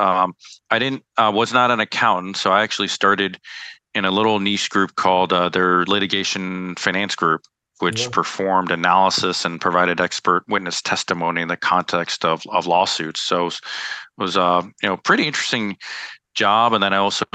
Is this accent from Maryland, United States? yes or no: yes; DC, Maryland, United States; also born or lived in El Paso, Texas / New York; I grew up in the Maryland, DC, Virginia area, and spent all my childhood upbringing